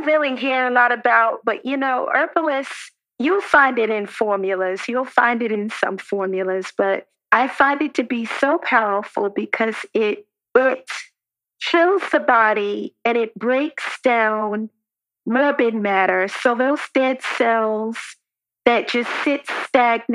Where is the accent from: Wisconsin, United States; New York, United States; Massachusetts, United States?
New York, United States; I grew up in New York